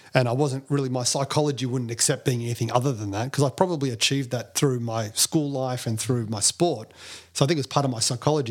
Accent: Melbourne, Victoria, Australia; being Indian, um, you know, in, in, in Melbourne at that time, I think it was only two Indian kids in the whole primary school

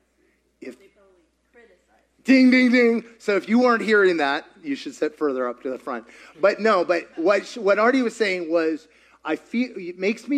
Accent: Kentucky, United States; I grew up in Kentucky

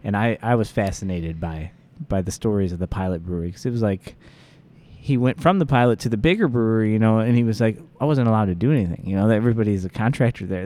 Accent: Joliet, Illinois, United States; I'm a Joliet kid

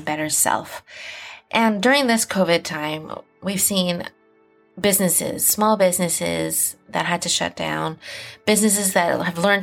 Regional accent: Malaysia; moved away; I was born in Malaysia

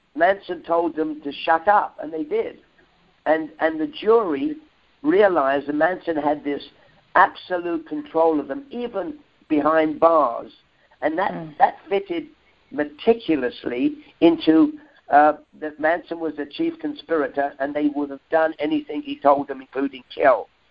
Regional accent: London, United Kingdom; accent: Cockney; I am a Cockney kid, uh-huh. and a, and a Cockney kid, if, if if any of your listeners don't know, is a, a kid that grew up in the East End of London

